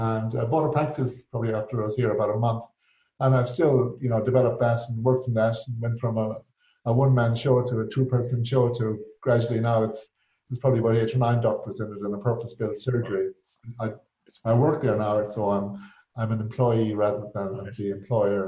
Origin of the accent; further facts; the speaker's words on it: County Mayo, Connacht, Ireland; moved away as an adult; also born or lived in Galway; now in Western Australia, Australia; I'm originally from County Mayo